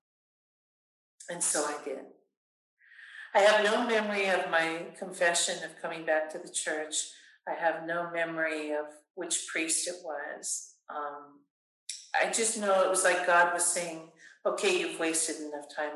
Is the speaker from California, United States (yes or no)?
yes; California, United States; Born and raised in California and in the Catholic faith